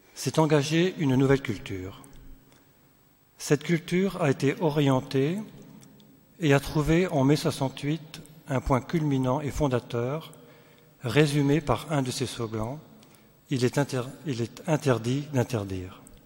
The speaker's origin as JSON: {"language": "French", "town": "Sélestat", "region": "Grand Est", "country": "France", "said": "nous venons d'Alsace, euh, de Célestat"}